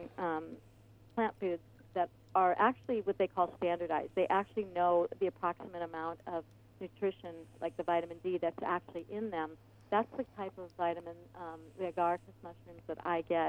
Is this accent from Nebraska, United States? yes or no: yes; Omaha, Nebraska, United States; now in Ventura County, United States; I grew up in Omaha, Nebraska, and it was snowy and cold in the wintertime